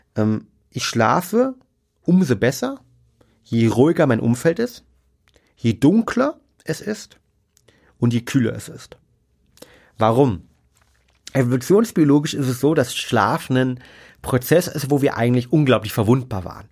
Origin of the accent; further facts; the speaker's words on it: Germany; bei uns in Deutschland